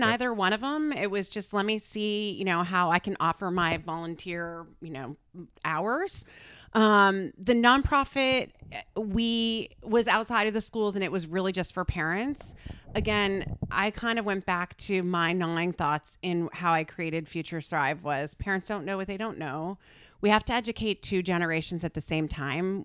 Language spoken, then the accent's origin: English; Connecticut, United States; also born or lived in Darien, Connecticut; I grew up in Connecticut, so I've been here a very long time